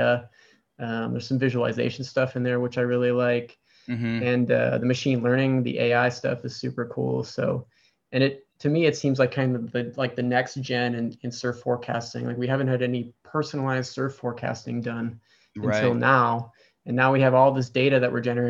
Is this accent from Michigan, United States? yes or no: no; Wisconsin, United States; now in San Diego, United States; So I live in San Diego, but I grew up in Wisconsin.